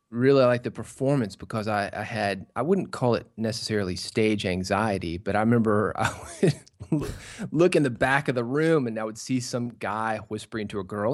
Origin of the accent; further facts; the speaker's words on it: Nashville, Tennessee, United States; I was born in Nashville